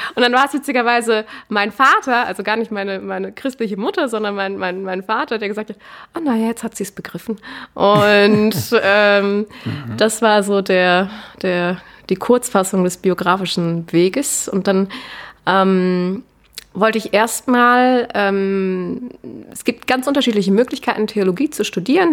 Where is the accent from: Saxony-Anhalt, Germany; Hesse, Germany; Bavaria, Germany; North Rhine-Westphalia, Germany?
North Rhine-Westphalia, Germany; Cologne; moved away as an adult; now in Vienna, Austria; ich komme ursprünglich aus Köln, lebe jetzt seit ziemlich genau drei Jahren in Wien